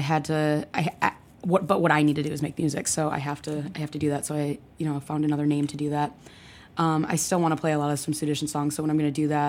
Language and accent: English; Michigan, United States; also born or lived in Lansing; now in Chicago, United States; I grew up in Michigan